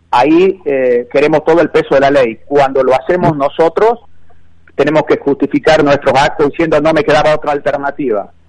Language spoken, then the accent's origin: Spanish; Argentina; como argentino